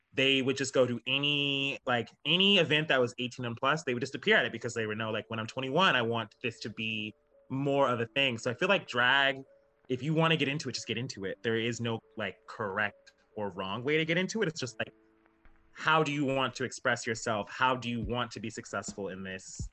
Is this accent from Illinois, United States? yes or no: no; Alaska, United States; moved away as an adult; now in Seattle, United States; I'm from Alaska